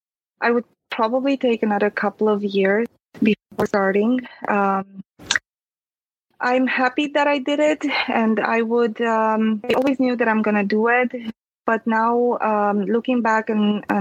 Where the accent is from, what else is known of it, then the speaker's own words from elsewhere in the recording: Transylvania, Romania; English is a second language; moved away; I was born and raised in Transylvania, so I'm a Latin-based language speaker.